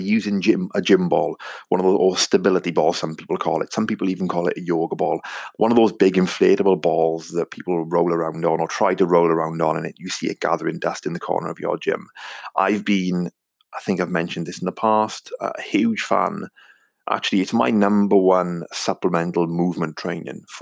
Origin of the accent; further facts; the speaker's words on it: Wales, United Kingdom; accent: Welsh; my strange Welsh accent